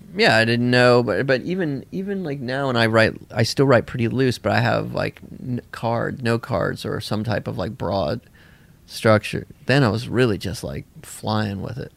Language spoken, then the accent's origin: English; Tennessee, United States; also born or lived in Bolinas, California / Nashville, Tennessee; I grew up in a commune in Tennessee